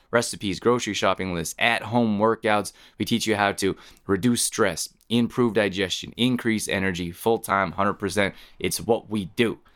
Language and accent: English; Canada; moved away as an adult; also born or lived in Northern California; I grew up in Canada